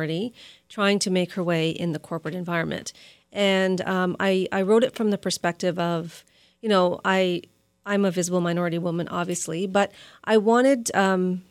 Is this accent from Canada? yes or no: yes; Toronto, Ontario, Canada; I grew up in Rexdale, which is a suburb of Toronto